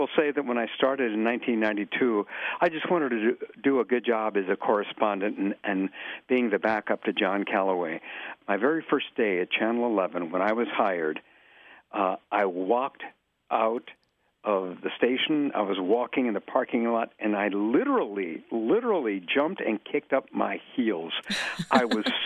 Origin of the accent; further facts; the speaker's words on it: East Chicago, Indiana, United States; also born or lived in McAllen, Texas; now in Chicago, United States; I was born in McAllen, Texas, and my family, Mexican immigrants, and we moved to East Chicago, Indiana. I lived in the Indiana harbor side of East Chicago